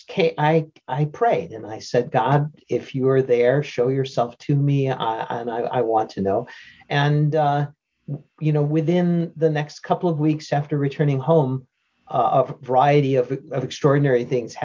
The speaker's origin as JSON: {"language": "English", "town": "Detroit", "region": "Michigan", "country": "United States", "tie": "born or raised there", "said": "I was born and raised in Detroit, Michigan"}